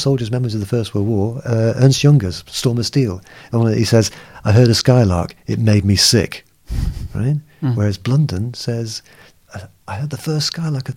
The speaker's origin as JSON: {"language": "English", "region": "England", "country": "United Kingdom", "also_born_or_lived": "Lagos, Nigeria", "said": "being English"}